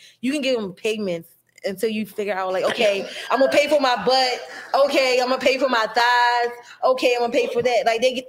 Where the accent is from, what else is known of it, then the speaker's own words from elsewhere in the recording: Baltimore, Maryland, United States; I'm not from Louisiana. I'm from, oh, okay, I'm okay, from okay, Baltimore.